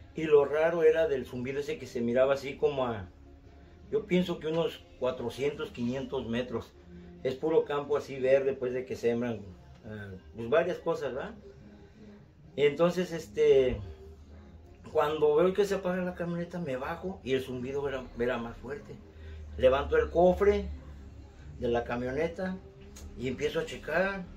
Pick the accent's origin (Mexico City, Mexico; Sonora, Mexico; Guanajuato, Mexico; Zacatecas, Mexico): Mexico City, Mexico; moved away; De la Ciudad de México, soy de la Ciudad de México